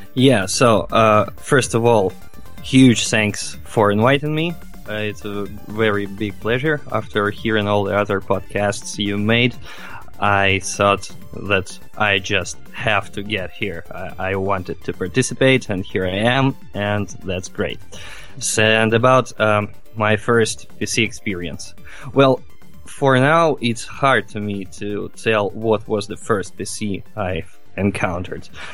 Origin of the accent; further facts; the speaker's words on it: Novosibirsk, Novosibirsk Oblast, Russia; from Russia, from Novosibirsk. It's the very heart of Siberia